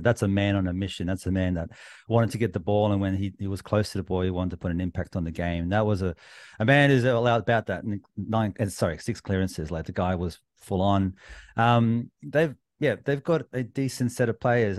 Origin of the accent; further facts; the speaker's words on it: New South Wales, Australia; I'm from New South Wales